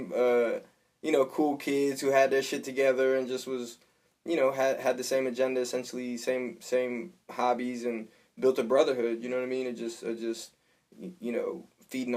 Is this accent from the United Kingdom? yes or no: no; Charlotte, North Carolina, United States; Born and raised in Charlotte, North Carolina, born and raised in Mecklenburg County. So just been out here my whole life.